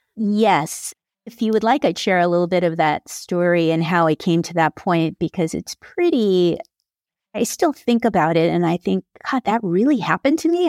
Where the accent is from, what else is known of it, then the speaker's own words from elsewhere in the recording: Carpinteria, California, United States; I am from Carpinteria, California